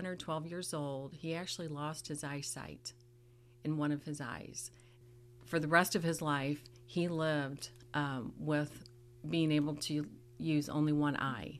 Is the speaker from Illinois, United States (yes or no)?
yes; southern Illinois, United States; moved away as an adult; also born or lived in St. Louis, Missouri / Texas; now in Sedalia, United States; Grew up in a small town in southern Illinois.